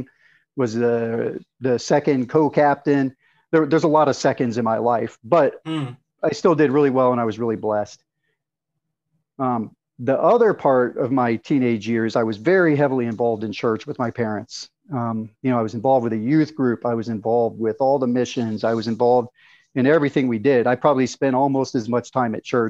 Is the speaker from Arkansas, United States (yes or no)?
yes; Arkansas, United States; I was raised, I grew up in Arkansas. I was raised in a typical Southern family